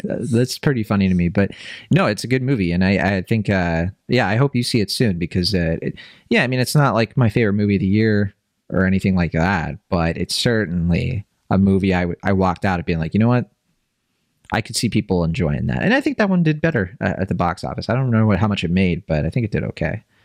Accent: Virginia, United States; I grew up in Virginia

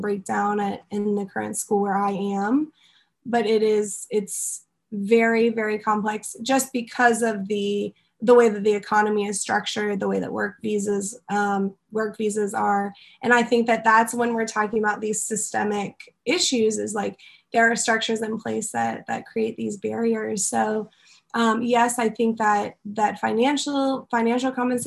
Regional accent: United States; moved away as an adult; also born or lived in Egypt; now in Taiwan; as a white American

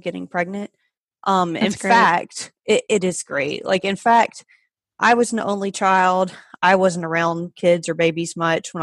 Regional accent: Georgia, United States; moved away as an adult; now in Pennsylvania, United States; I am originally from Georgia. I've been in Pennsylvania for about 5.5 years now, so I moved up here for a job

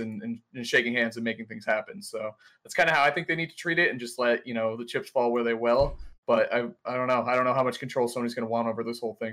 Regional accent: Boston, Massachusetts, United States; I'm from Boston

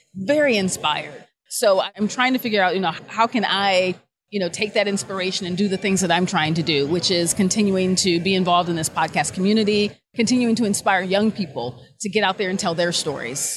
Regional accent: Akron, Ohio, United States; moved away as an adult; also born or lived in Buffalo / Cincinnati; now in Cairo, Egypt; I'm an Ohioan, so born and raised in Akron, Ohio

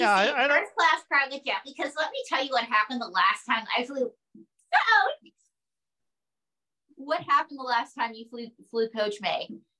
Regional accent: Pocatello, Idaho, United States; I'm from Pocatello, Idaho.

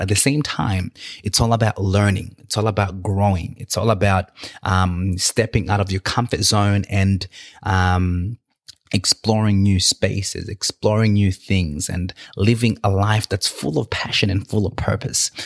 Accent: Australia; also born or lived in Victoria, Australia; where I'm from and how I got to Australia

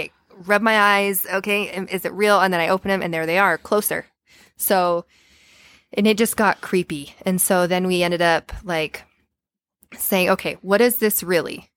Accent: Payson, United States; I grew up in Payson

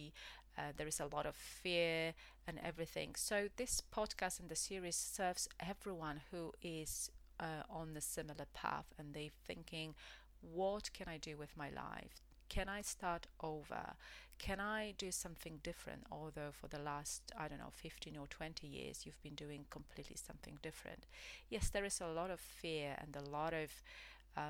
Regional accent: Poland; English is a second language; moved away as an adult; also born or lived in United Kingdom; I left my home country, which is Poland

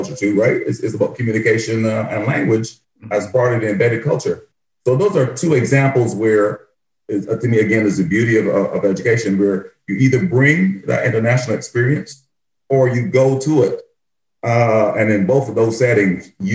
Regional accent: Barbados; moved away; my experience growing up in Barbados

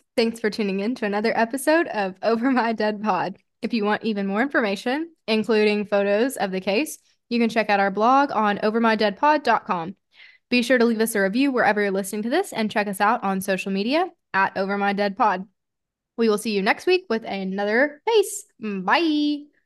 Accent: Arkansas, United States; being from Arkansas, almost just, what, an hour away from my hometown

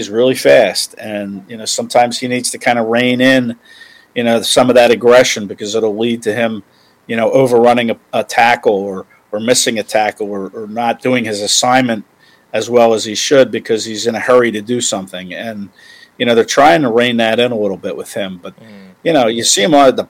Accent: Phoenixville, Pennsylvania, United States; I grew up in Phoenixville. You know, I grew up in Chester County

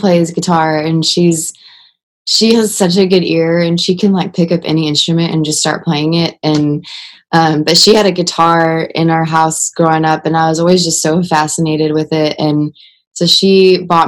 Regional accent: Canyon, Texas, United States; born or raised there; moved away; also born or lived in Amarillo, Texas

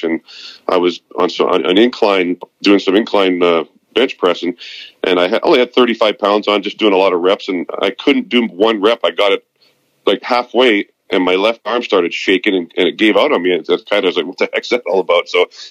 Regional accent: Vancouver, British Columbia, Canada; moved away as an adult; now in West Palm Beach, United States; I'm leaving to go back home where I was born and raised in Vancouver, British Columbia, in 3 days

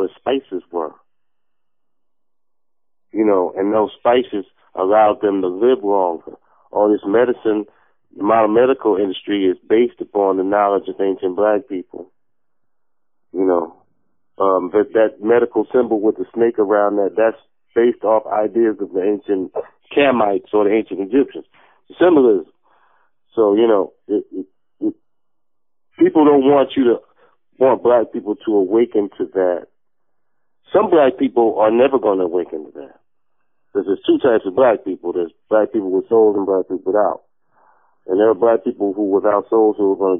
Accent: New Jersey, United States; also born or lived in New York; I'm from New York and I was raised in Jersey.

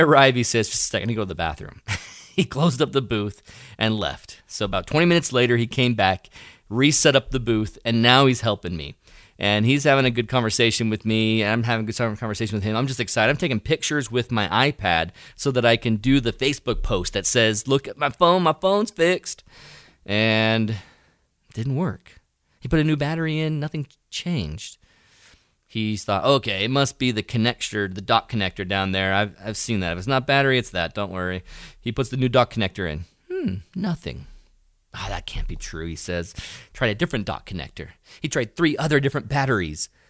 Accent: United States; I'm an American

